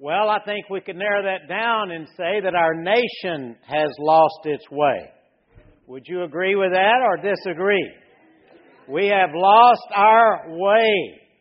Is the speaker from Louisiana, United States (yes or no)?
yes; Louisiana, United States; I was raised in Louisiana.